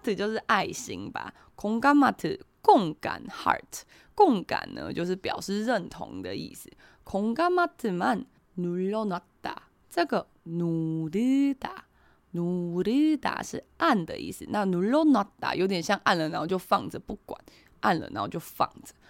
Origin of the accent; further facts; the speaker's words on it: Taiwan; 我们台湾人是用Line嘛